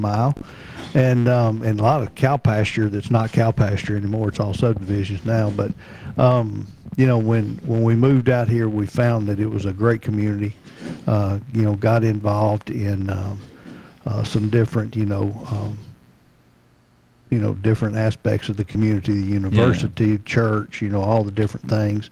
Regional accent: Memphis, Tennessee, United States; moved away as an adult; also born or lived in Nashville, Tennessee; now in Murfreesboro, United States; I'm from Memphis, Shelby County

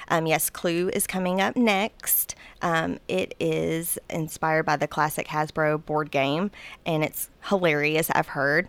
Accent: Murfreesboro, Tennessee, United States; I am from Murfreesboro

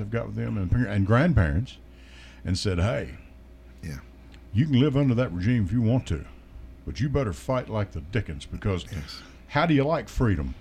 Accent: Manitou, Kentucky, United States; also born or lived in Luzerne, Kentucky; now in Murfreesboro, United States; I was born in Luzerne, Kentucky, raised in Manitou, Kentucky.

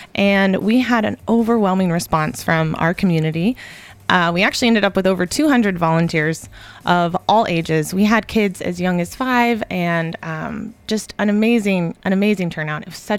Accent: Murfreesboro, Tennessee, United States; I grew up in Murfreesboro. So we went to school at MTSU. We moved away for a little bit, decided this was the community we wanted to raise our kids in. And we moved back.

